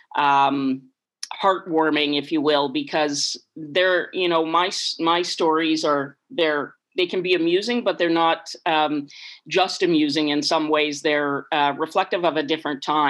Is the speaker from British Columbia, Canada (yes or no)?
no; Bashaw, Alberta, Canada; also born or lived in Yellowknife; now in Victoria, Canada; growing up in Bashaw in that era